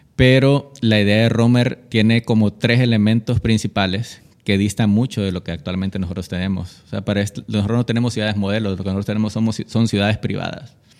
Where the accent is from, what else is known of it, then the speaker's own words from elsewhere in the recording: Roatán, Bay Islands, Honduras; moved away; also born or lived in Tegucigalpa; nací aquí, pero crecí en, en Roatán